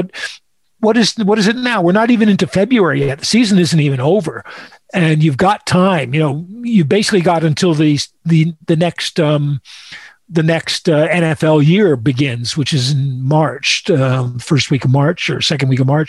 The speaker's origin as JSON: {"language": "English", "region": "New England", "country": "United States", "said": "Yeah, I come from New England, where Bill O'Brien came from and Romeo came from"}